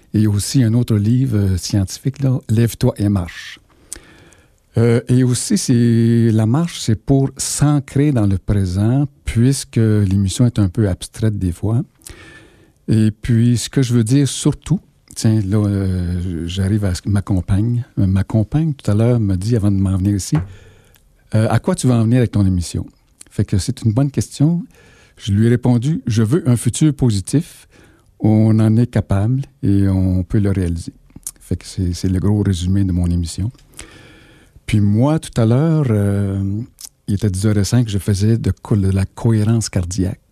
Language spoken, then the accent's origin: French; Sherbrooke, Quebec, Canada; je viens de Fleurimont